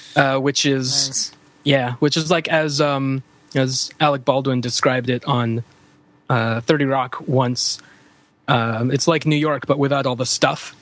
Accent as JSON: {"language": "English", "country": "Canada", "said": "being a Canadian"}